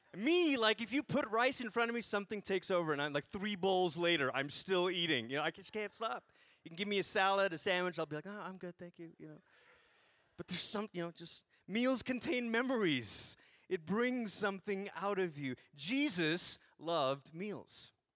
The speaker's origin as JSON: {"language": "English", "country": "Malaysia", "tie": "born or raised there", "said": "I grew up in Malaysia, so not Greece."}